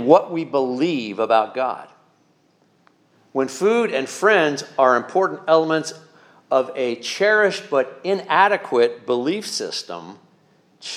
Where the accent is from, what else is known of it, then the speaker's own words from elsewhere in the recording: Pennsylvania Dutch area, United States; growing up in the Pennsylvania Dutch area